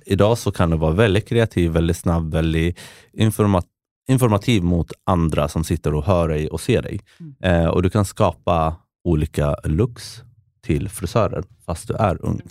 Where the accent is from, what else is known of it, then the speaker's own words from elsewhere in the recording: Västerås, Västmanland, Sweden; moved away as an adult; now in Lisbon, Portugal; jag växte upp i Västerås